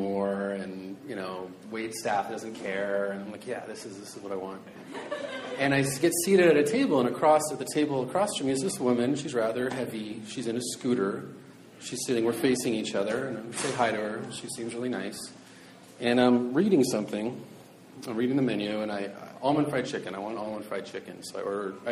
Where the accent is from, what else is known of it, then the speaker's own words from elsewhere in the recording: Seattle, Washington, United States; I'm from South Seattle, and Chinese food's a real big deal in South Seattle.